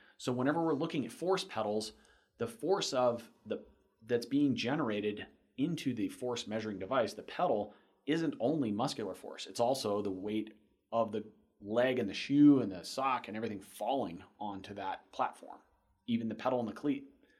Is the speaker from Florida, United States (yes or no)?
yes; Florida, United States